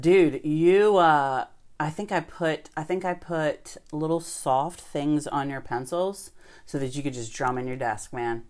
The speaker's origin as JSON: {"language": "English", "town": "West Ocean City", "region": "Maryland", "country": "United States", "tie": "born or raised there", "said": "I grew up in West Ocean City"}